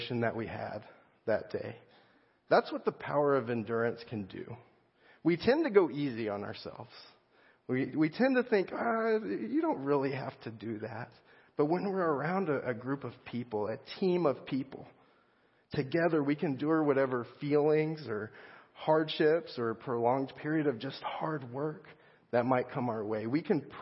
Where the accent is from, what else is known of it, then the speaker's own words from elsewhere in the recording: United States; I'm an American